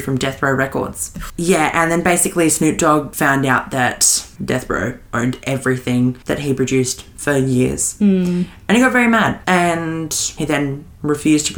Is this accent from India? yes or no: no; Australia; accent: Australian; we're Australian, if you haven't guessed it by our accent